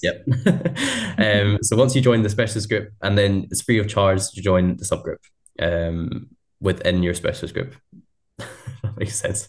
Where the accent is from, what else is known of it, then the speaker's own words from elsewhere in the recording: Scotland, United Kingdom; I'm a Scottish student.